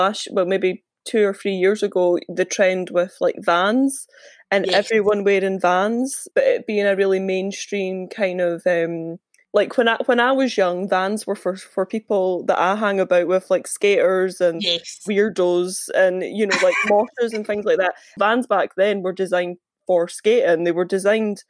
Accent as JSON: {"language": "English", "town": "Larbert", "region": "Scotland", "country": "United Kingdom", "said": "I'm from Larbert"}